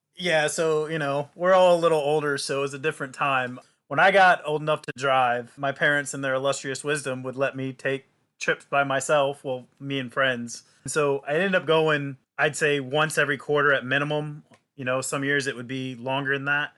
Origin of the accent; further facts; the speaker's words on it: Jacksonville, Florida, United States; now in Orlando, United States; I grew up in Jacksonville, Florida, two hours north from here in Orlando